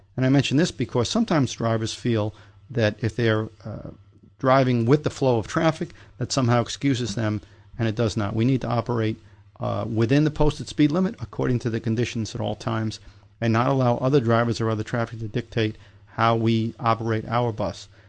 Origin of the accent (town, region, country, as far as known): New York, United States; born or raised there